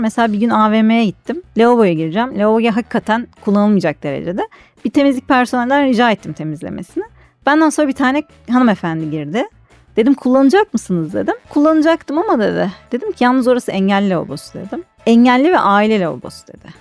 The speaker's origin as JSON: {"language": "Turkish", "region": "Istanbul", "country": "Turkey", "tie": "born or raised there", "said": "1990 yılında İstanbul'da doğdum."}